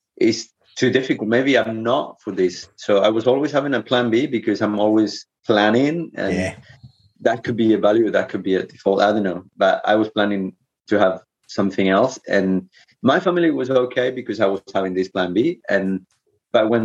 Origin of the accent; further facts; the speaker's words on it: Canary Islands, Spain; moved away; I'm from the Canary Islands